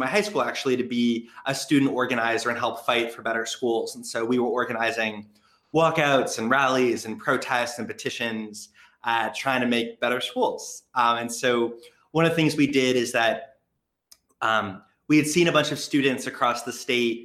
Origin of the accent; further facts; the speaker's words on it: Los Angeles, California, United States; I grew up in Los Angeles, sort of central city